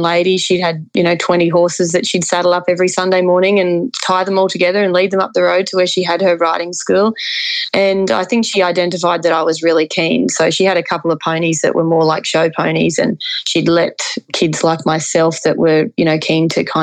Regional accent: Kingaroy, Queensland, Australia; where we moved to when I was three, I'm from Kingaroy

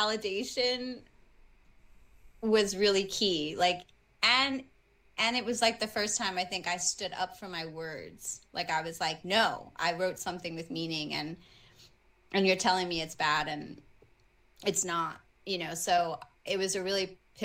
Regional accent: New York City, New York, United States; I grew up in the Bronx

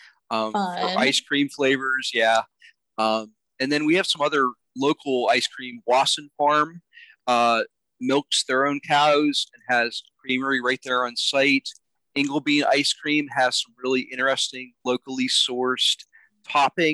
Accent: Pennsylvania, United States; I'm a Northern guy, born and raised in Pennsylvania

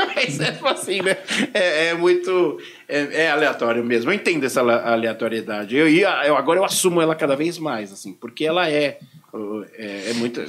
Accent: Brazil; sou do Brasil

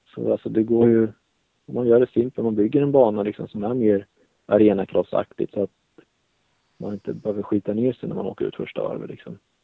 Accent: Sweden

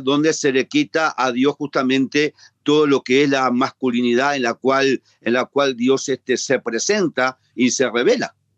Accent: Uruguay; en mi país, en Uruguay

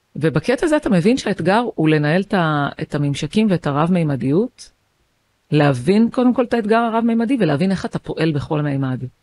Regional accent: Haifa, Haifa District, Israel; אני חיפאית, באתי מבית של שמונה ילדים

